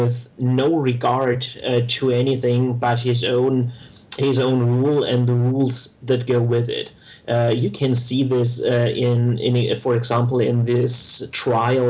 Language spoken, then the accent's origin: English; Germany; accent: German; I'm geographically from Germany, with which you can hear from my accent